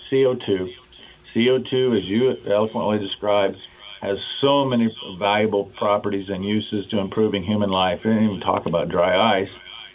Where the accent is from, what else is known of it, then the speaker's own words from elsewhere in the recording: Nebraska, United States; my home state of Nebraska